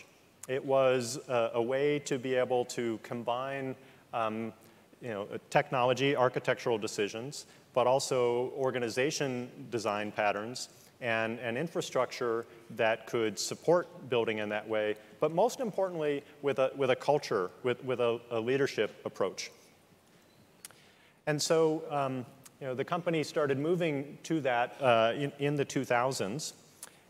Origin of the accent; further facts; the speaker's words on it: Midwest, United States; I'm a Midwesterner